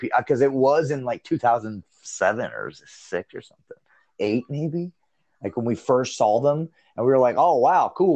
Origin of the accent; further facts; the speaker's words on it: Ohio, United States; also born or lived in Finland; I grew up first in Ohio. That's where we first moved